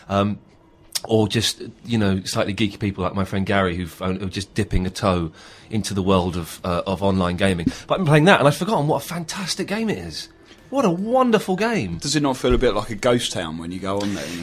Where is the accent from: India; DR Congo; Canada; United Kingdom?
United Kingdom; London; accent: American; I said, "No, I was born in England. I'm English, but I've just got this accent somehow. I don't know how."